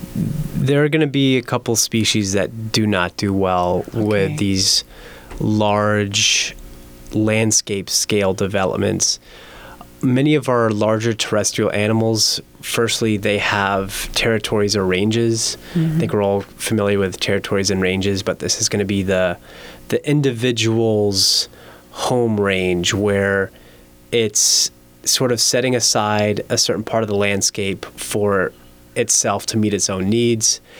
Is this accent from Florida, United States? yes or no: yes; Miami, Florida, United States; moved away as an adult; now in Las Vegas, United States; growing up in Miami